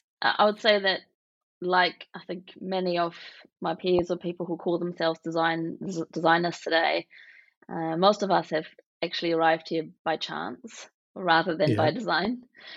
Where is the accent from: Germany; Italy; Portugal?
Germany; West Berlin, Berlin; English is a second language; I am originally from West Berlin. I'm born to East German and Egyptian parents, and I sort of grew up towards the end of the Cold War into a very new type of Germany, I suppose.